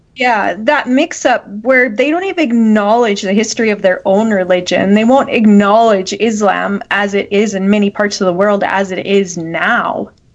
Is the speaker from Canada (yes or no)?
yes; Canada; as a Canadian who has these freedoms